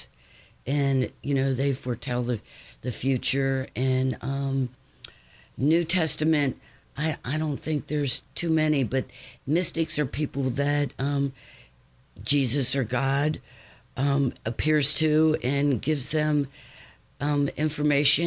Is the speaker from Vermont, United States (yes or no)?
no; Cincinnati, Ohio, United States; moved away as an adult; now in Batesville, United States; I'm from Cincinnati and moved out to Batesville about 27 years ago